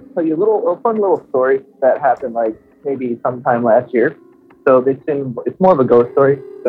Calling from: Miami, Florida, United States; I'm calling from Miami.

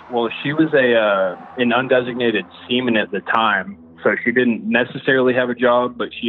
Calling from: Denver, Colorado, United States; I'm … from Denver.

